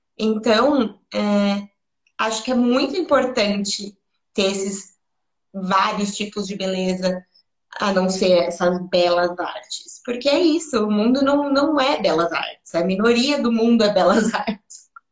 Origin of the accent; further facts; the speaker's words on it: São Paulo, Brazil; also born or lived in Atibaia; vim daqui mesmo, vim do Chora Menino, mas depois eu fui para Atibaia